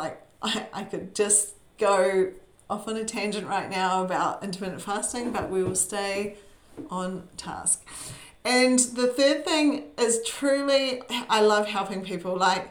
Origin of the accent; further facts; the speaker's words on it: New Zealand; now in Brisbane, Australia; I am a Kiwi. I was born in New Zealand. I have lived more of my life here in sunny Brisbane, which is where I live with my husband